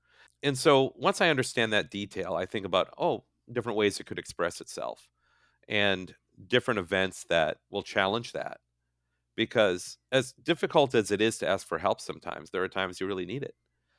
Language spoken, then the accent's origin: English; Midwest, United States; now in California, United States; I had never really written about my life as a Midwesterner in California and what that's been like and what it was like moving here.